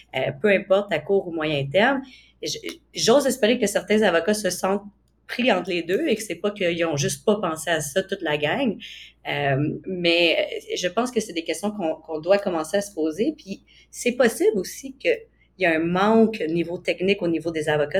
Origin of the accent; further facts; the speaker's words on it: Canada; en tant que Canadien